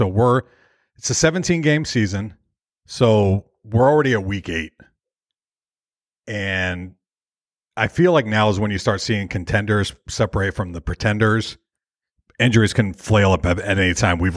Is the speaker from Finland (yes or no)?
no; Tampa, Florida, United States; my hometown Tampa Bay Buccaneers